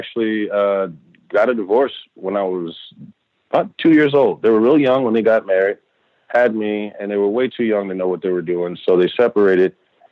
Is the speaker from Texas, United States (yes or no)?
yes; Texas, United States; I grew up in Texas